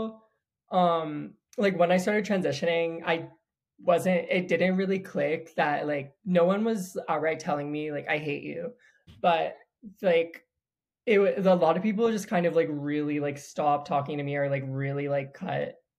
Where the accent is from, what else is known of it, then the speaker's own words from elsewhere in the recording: North Carolina, United States; now in Costa Rica; I'm from North Carolina